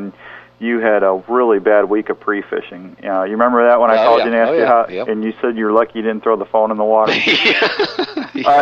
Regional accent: St. Louis, Missouri, United States; now in Iowa, United States; I moved to Iowa from St. Louis. I mean, you know, back home in St. Louis

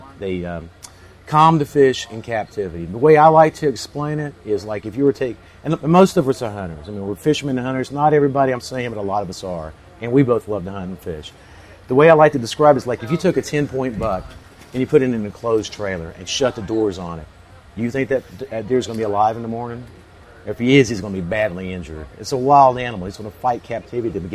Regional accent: Central Florida, United States; I grew up in Central Florida on the St. John's River

